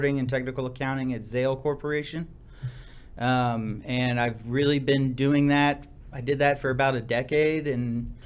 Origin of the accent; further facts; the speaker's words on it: Seguin, Texas, United States; also born or lived in Austin, Texas; I grew up in Seguin, small town, kind of in between San Antonio and Austin